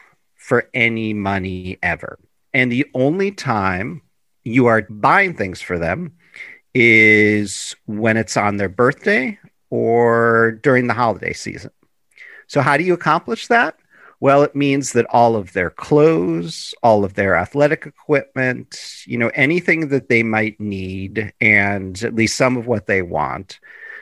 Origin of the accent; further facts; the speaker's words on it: Chicago, Illinois, United States; in Chicago, which is my hometown